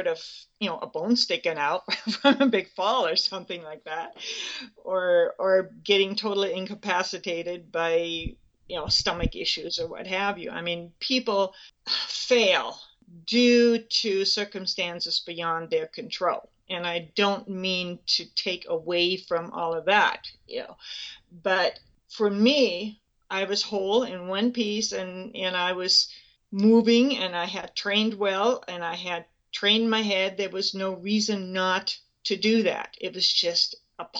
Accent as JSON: {"language": "English", "country": "Germany", "tie": "born or raised there", "moved": "as an adult", "lives_now": "Spokane, United States", "said": "I grew up in Germany. I was born July 2nd, 1944, which makes me 71."}